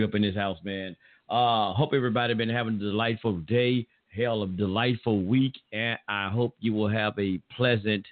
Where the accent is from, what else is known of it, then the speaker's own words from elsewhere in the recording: the South, United States; accent: Southern; I'm from the South. So y'all forgive me for my Southern slang or slur and terminologies.